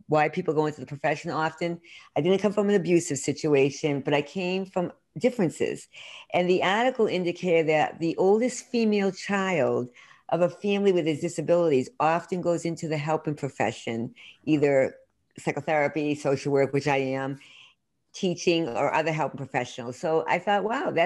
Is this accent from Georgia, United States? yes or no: no; Worcester, Massachusetts, United States; also born or lived in Boston; I grew up in Central Mass, Worcester, Mass, and I'm really did full circle, lived in Boston for many years outside and back here now